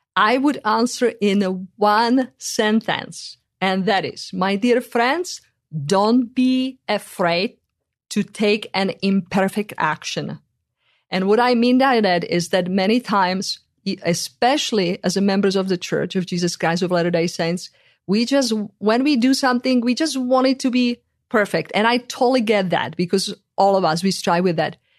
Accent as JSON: {"language": "English", "country": "Czechia", "tie": "born or raised there", "moved": "yes", "said": "in the country where I come from"}